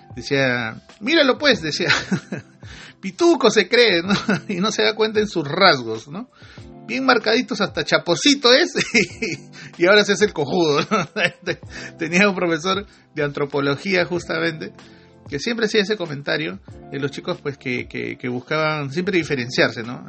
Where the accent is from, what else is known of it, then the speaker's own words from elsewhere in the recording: Peru; ahí todos somos peruanos